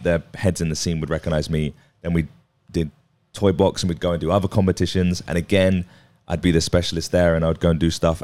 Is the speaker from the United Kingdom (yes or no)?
yes; Watford, East of England, United Kingdom; I was from Watford